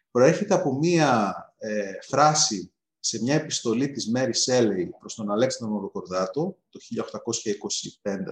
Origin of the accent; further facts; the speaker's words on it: Greece; περήφανος για το 1821 και για τους Έλληνες εκείνης της εποχής, από ότι είμαι για τι να πω τώρα, για τον Μαραθώνα ως Έλληνας ή τη, τη, τη Σαλαμίνα.